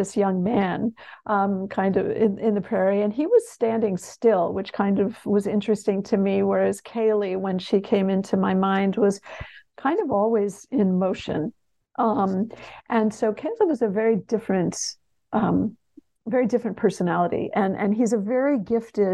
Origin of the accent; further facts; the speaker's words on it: Connecticut, United States; also born or lived in Texas; I grew up in Connecticut, I grew up in New England